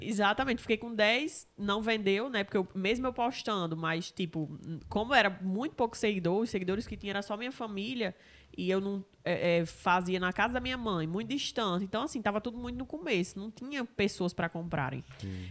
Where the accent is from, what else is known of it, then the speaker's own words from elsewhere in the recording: Mossoró, Rio Grande do Norte, Brazil; Eu sou nascida aqui em Mossoró